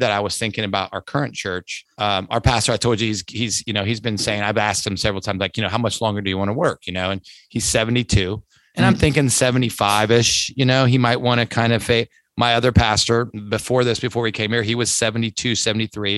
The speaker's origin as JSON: {"language": "English", "town": "Lancaster", "region": "Ohio", "country": "United States", "tie": "born or raised there", "said": "In an instant, that's my hometown"}